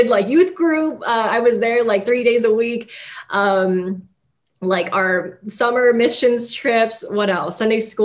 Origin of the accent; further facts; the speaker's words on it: San Gabriel Valley, Los Angeles area, California, United States; moved away as an adult; originally I'm from Los Angeles area, from San Gabriel Valley, which people who are familiar with that area know that it is an ethnic enclave with predominantly Asian and a handful of Latinx immigrants. You can get away with living in San Gabriel Valley and probably never learning English, which is one of the greatest things about it. And so I grew up around a lot of people who looked like me